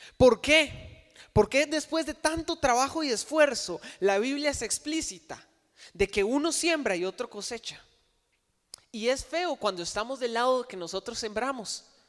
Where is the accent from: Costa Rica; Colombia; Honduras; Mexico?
Costa Rica; Cartago; crecimos aquí en Cartago con una mentalidad religiosa